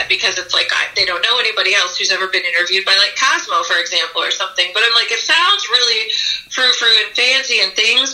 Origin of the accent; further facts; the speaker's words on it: Grand Rapids, Michigan, United States; moved away as an adult; now in Asheville, United States; I grew up in Michigan, which was Grand Rapids, Michigan